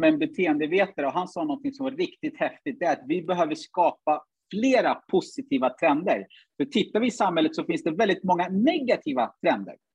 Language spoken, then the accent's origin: Swedish; Sweden; born or raised there; also born or lived in Uganda